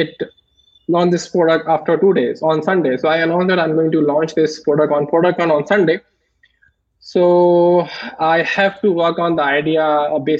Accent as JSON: {"language": "English", "country": "India", "said": "I'm from India"}